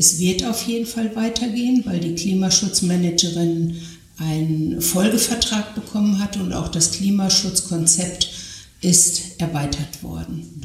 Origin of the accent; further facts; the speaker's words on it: North Rhine-Westphalia, Germany; ich sage Sauerland, ich komme aus dem Sauerland, ich komme aus einem ähm, gebirgigen Gebiet